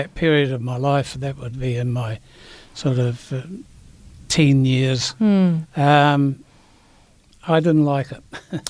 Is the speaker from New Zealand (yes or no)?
yes; Christchurch, Canterbury, New Zealand; Yes, I am. Yes, I'm from Christchurch.